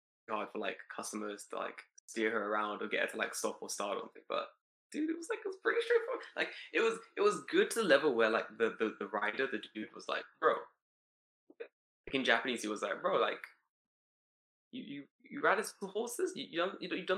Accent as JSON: {"language": "English", "region": "London", "country": "United Kingdom", "tie": "born or raised there", "said": "growing up in London"}